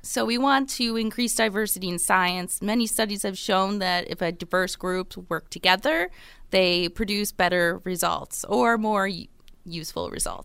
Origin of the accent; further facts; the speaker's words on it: Buffalo, New York, United States; also born or lived in Rochester / Chapel Hill; I am originally from Buffalo